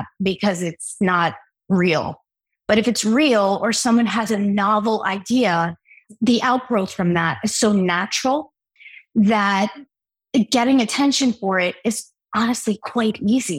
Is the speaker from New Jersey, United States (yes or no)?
yes; Newark, New Jersey, United States; I grew up in Newark, New Jersey